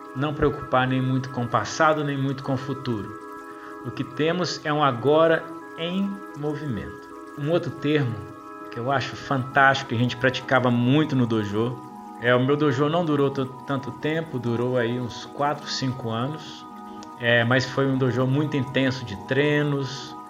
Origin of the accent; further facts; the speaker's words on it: Ubá, Minas Gerais, Brazil; also born or lived in Juiz de Fora; resolvi começar a treinar Aikido em Uba, minha cidade natal